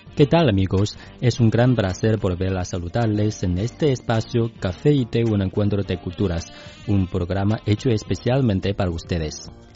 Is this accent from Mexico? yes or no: no; China; yo soy chino